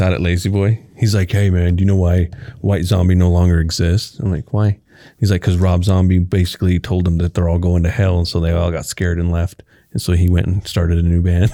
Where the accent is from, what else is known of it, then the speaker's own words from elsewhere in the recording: Kansas, United States; also born or lived in Texas / Garden City, Kansas / Liberal, Kansas; I moved from Texas in fourth grade to fifth grade to Kansas